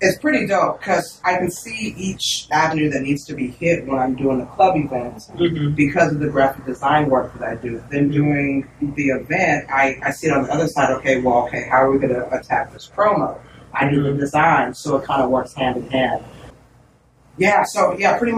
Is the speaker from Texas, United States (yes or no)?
yes; Austin, Texas, United States; Born and raised Austin, Texas, Southside. Lived here all my life.